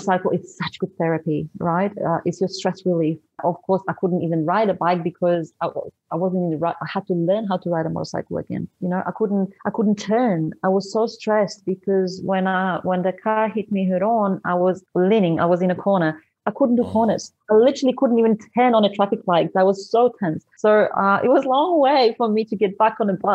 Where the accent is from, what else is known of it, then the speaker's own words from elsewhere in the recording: Poland; first language Polish; English is a second language; moved away as an adult; also born or lived in Sydney, Australia; I was born in Poland. I immigrated to Australia in 2005. I lived there for 12 years.